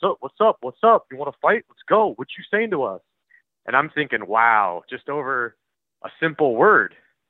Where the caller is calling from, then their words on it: Portland, Oregon, United States; I'm from Portland, Oregon, and I had to call up in response to the previous caller